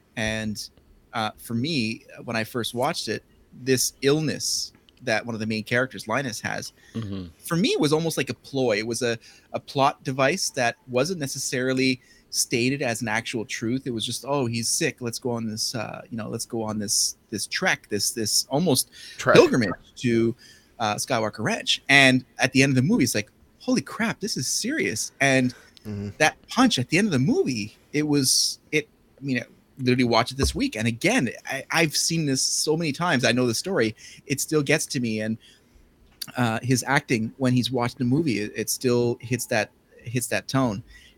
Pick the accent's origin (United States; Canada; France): Canada; Since we're Canadian.